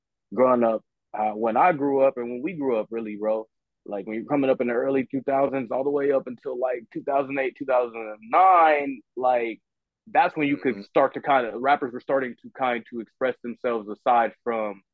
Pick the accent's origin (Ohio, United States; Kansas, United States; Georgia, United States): Kansas, United States; Parsons; I'm from southeast Kansas. I'm from Parsons, Kansas.